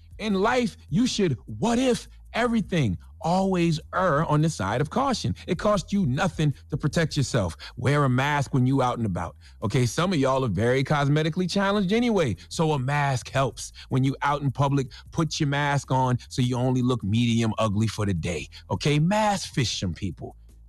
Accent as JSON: {"language": "English", "country": "United States", "said": "I'm not appalled by Shauna and Betty. I'm not disgusted by Shauna and Betty. I'm just American."}